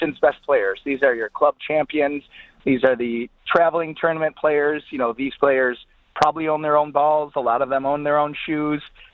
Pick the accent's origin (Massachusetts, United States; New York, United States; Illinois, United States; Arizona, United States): Illinois, United States; Chicago; I am from Chicago